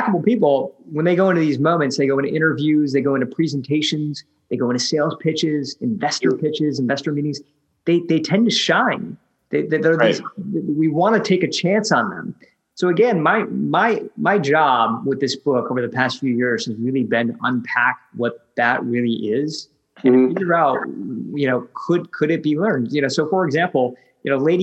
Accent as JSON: {"language": "English", "region": "Michigan", "country": "United States", "tie": "born or raised there", "also_born_or_lived": "San Francisco", "moved": "as an adult", "said": "moved back from San Francisco to my hometown in Michigan"}